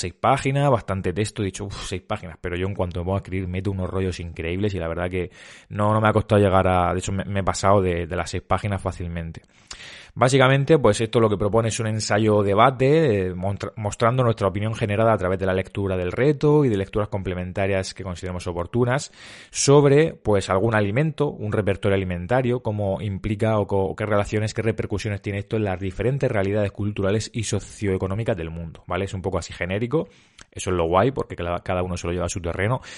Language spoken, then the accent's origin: Spanish; Cabezo de Torres, Region of Murcia, Spain; por mi tierra Murcia o por mi pueblo, yo, soy un pueblo que se llama Cabezo de Torres, de Murcia